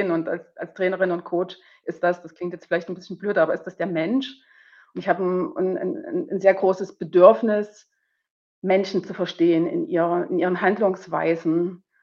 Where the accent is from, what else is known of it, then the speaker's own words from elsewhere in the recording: East Germany, Germany; zumindest hier in Bayern oder in Westdeutschland, ich bin ja aus dem Osten, da war das alles ein bisschen